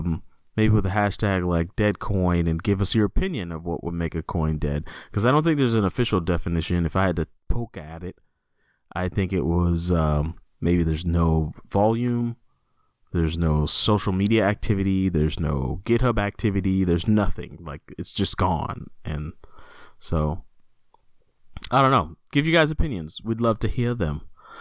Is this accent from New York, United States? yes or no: no; Texas, United States; as a Texan